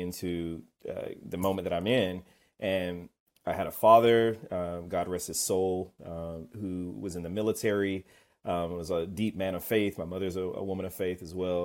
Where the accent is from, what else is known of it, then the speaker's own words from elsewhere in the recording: Kennesaw, Georgia, United States; I'm from Kennesaw, Georgia. But that's where I grew up, outside of Atlanta.